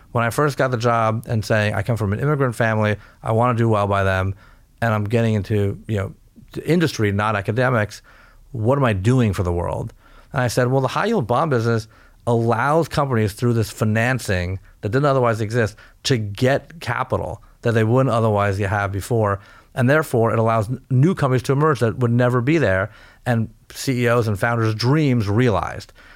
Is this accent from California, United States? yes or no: yes; California, United States; I was born in California, a first generation American.